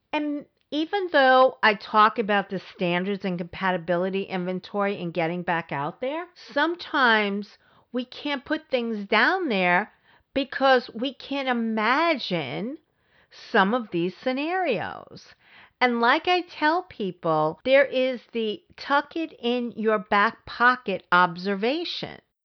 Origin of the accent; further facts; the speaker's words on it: New York, United States; I come from New York